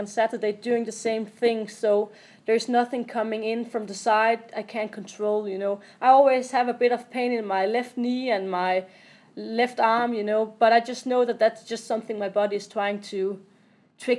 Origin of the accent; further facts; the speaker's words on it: Odense, Southern Denmark, Denmark; I'm from Odense, where I'm living